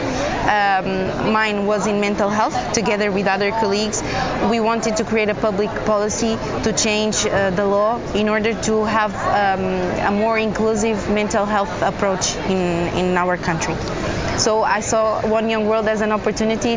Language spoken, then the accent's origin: English; Portugal; I am Portuguese and I was born in Portugal